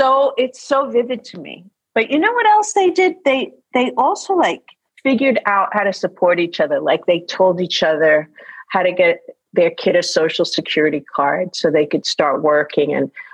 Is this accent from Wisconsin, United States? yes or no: no; Queens, New York, United States; So I was a kid and a teenager, like in the 70s and in the early 80s in New York.